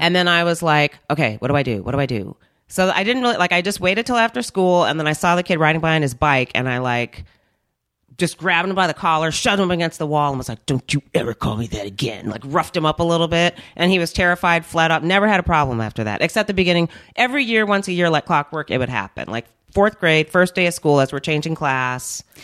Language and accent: English; Minnesota, United States; also born or lived in North Carolina; I was born in Minnesota, and then we moved to North Carolina for three years 'cause that's where my family's originally from, and then we moved back